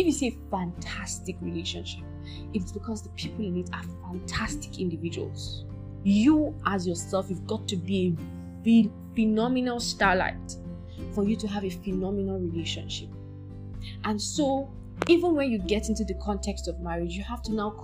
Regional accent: Nigeria; I'm Nigerian

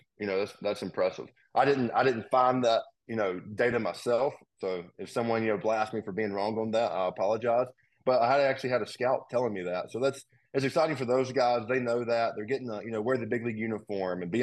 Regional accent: Mobile, Alabama, United States; moved away as an adult; now in Nashville, United States; The road I grew up on, the house my mom grew up in is like 2 miles away from it

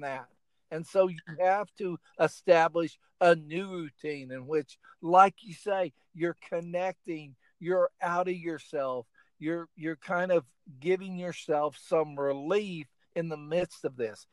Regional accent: Oklahoma, United States; also born or lived in Illinois; now in South Carolina, United States; I went to school in Illinois, and I grew up in Oklahoma

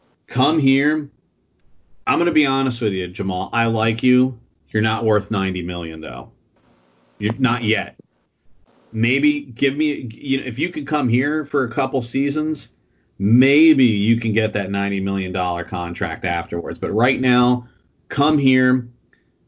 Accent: Florida, United States; growing up in Florida, the Magic really, you know, it was the hometown team. It was the closest team to where we lived

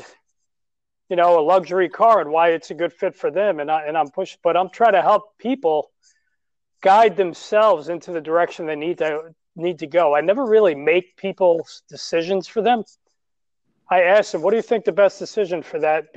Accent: New York City, New York, United States; I'm from New York City

